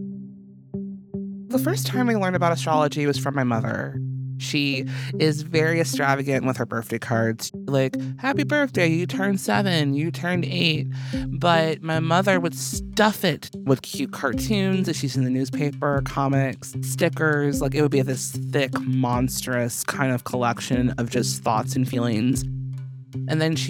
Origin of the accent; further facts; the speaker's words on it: Chicago, Illinois, United States; I was born August 26th in Chicago, Illinois at 3:15 p.m.